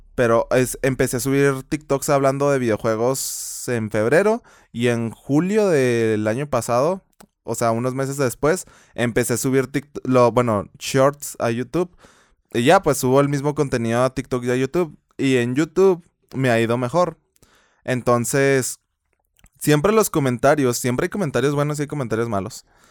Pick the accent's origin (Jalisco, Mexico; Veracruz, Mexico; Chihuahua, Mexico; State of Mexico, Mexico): Chihuahua, Mexico; accent: Chihuahua; se me sale el acento de Chihuahua